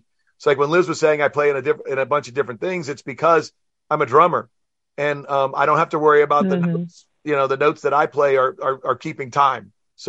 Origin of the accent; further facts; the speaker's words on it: New Orleans, Louisiana, United States; I was born and raised in New Orleans